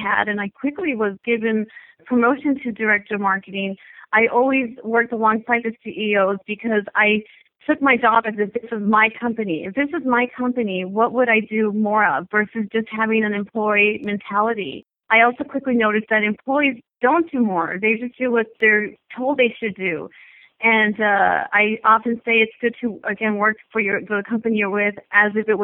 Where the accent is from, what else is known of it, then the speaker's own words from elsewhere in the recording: El Paso, Texas, United States; now in California, United States; I'm originally from Texas, a border town called El Paso, Texas. And I grew up the middle child of five